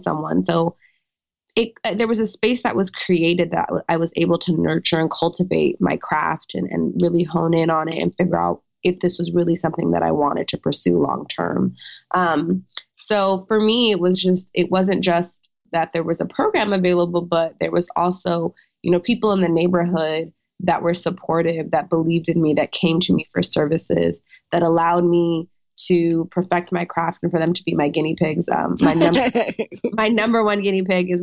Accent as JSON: {"language": "English", "area": "Orange County", "region": "California", "country": "United States", "tie": "born or raised there", "moved": "yes", "said": "California native. Yes. I grew up in Orange County."}